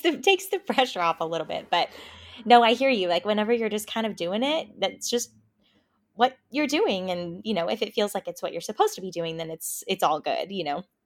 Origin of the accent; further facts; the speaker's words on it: small town in North Texas, United States; moved away; I'm from Texas originally, um, from a really small town in North Texas